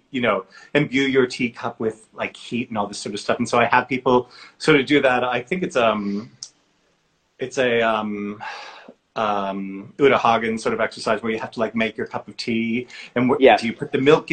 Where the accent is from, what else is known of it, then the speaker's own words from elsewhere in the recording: Massachusetts, United States; moved away; I grew up in Massachusetts in the States